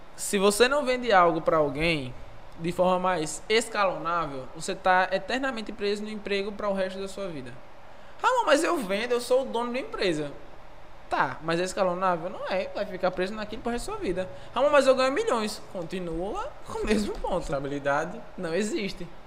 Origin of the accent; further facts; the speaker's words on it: interior of Bahia, Brazil; E vim do interior, interior, interior da Bahia. E lá sempre fui um moleque que fui desenrolado. Sempre fui desenrolado, cresci na igreja